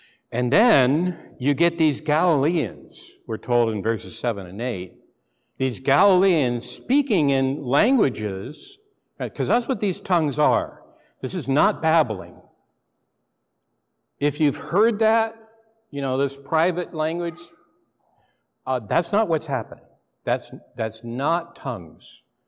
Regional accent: McMinnville, Oregon, United States; but I've admitted I'm from McMinnville, okay? And you're saying, yeah, a big wine place. It was not a wine place. We knew no wine when I was there. It was mud and dirt. I grew up on a dirt road in town.

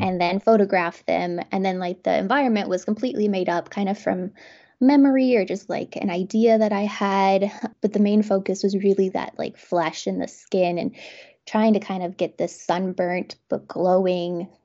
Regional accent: Garden City, Kansas, United States; moved away as an adult; now in Lawrence, United States; I grew up in Kansas, but, um, on the other side of the state in Garden City, Kansas, so a very small town.

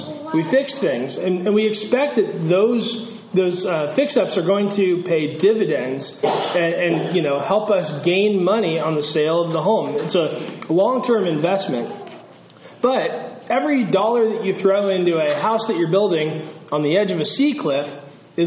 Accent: northern California, United States; moved away; I grew up in California

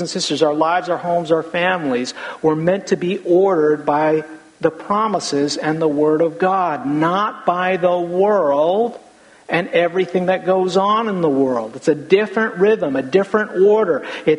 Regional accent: United States; we live in America

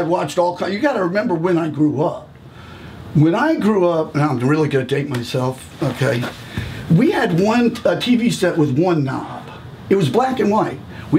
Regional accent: Annandale, Virginia, United States; I was born at Fairfax Hospital. I grew up in Annandale, graduated from Annandale High School.

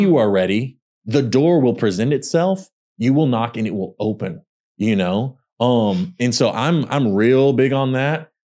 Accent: Pollok, Texas, United States; accent: country; moved away; three thousand plus people in my hometown, Pollock, Texas

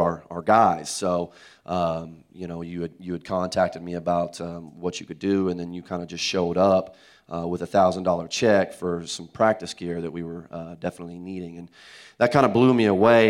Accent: Tulsa, Oklahoma, United States; moved away as an adult; now in Oklahoma City, United States; I'm from Tulsa

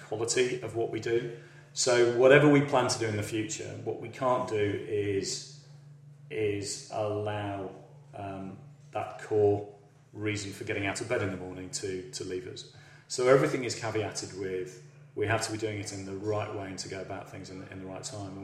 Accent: Yorkshire and the Humber, United Kingdom; moved away; I'm a Yorkshireman, so, you know, for the fact that I'm sat here in Oxfordshire

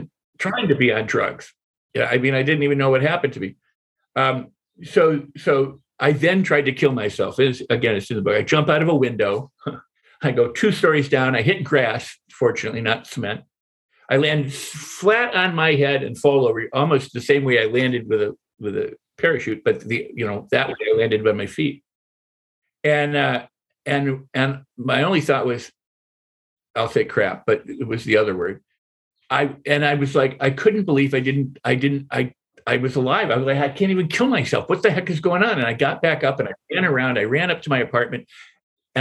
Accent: Midwest, United States; I was born in the Midwest of two parents, both doctors. And had a pretty much normal middle-class upbringing

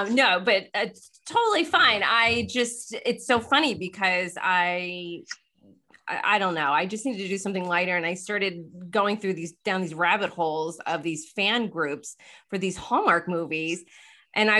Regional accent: Pennsylvania, United States; now in West Palm Beach, United States; I'm from Pennsylvania, but I've been living like right outside of West Palm for like the last 20 some years.

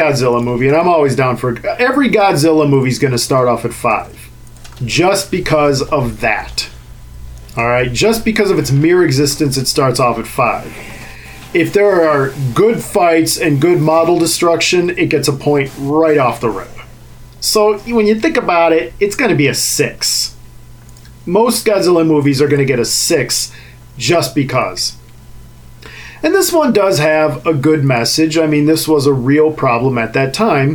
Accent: Cleveland, Ohio, United States; also born or lived in Czech Republic; I was from Cleveland

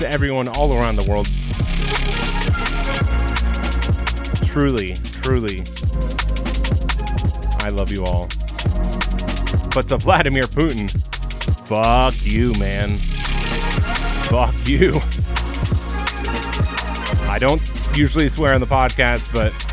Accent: United States; I'm American

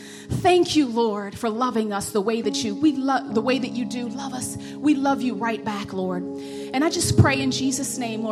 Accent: West Virginia, United States; accent: country; hood; the white side of my family is from like the country, like West Virginia country. And the black side of my family, we're from West Virginia, but we're like from the hood. So I'm really like half redneck, half roughneck.

